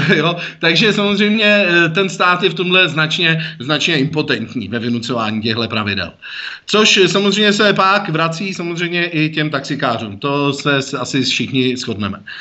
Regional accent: Prague, Czechia; jako Pražák

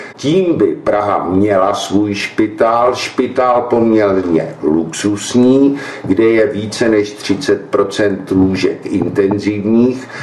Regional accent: Prague, Czechia; Já jsem z Prahy devět, žiju na ní, vyrost jsem na ní

